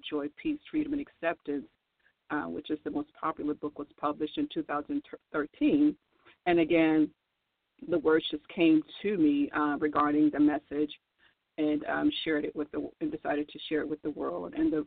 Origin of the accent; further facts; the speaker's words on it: New Orleans, Louisiana, United States; I was born in New Orleans